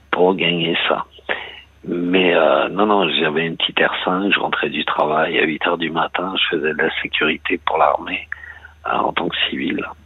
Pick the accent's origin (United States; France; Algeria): France; Argenteuil, Île-de-France; now in Brittany, France; je suis de la, région parisienne, hein, je suis d'Argenteuil